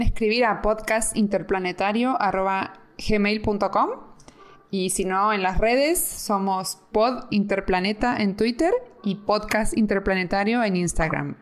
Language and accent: Spanish; Argentina; now in Spain; siendo argentina